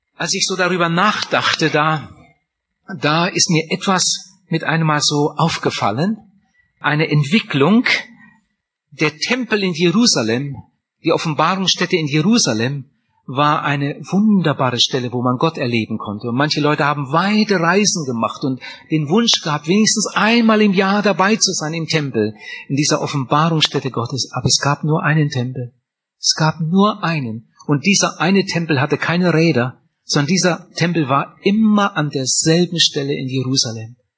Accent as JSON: {"language": "German", "town": "Wienhausen", "region": "Lower Saxony", "country": "Germany", "tie": "born or raised there", "said": "ich bin in Oppershausen aufgewachsen, aber Oppershausen gehört zu Wienhausen"}